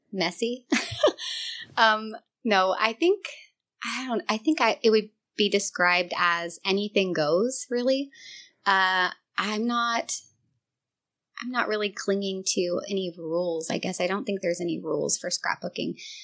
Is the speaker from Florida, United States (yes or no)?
no; Northern California, United States; moved away as an adult; I grew up here in Northern California. Um, I moved around a lot, um, but eventually moved back to my hometown